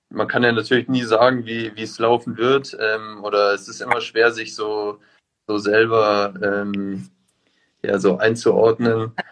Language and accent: German; Munich, Bavaria, Germany; aber ich bin auch äh, gebürtiger Münchner.